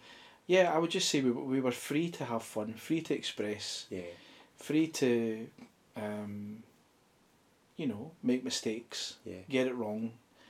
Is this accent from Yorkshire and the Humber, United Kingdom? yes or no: no; Ayrshire, Scotland, United Kingdom; moved away as an adult; now in Auchinloch, United Kingdom; So I'm an Ayrshire boy.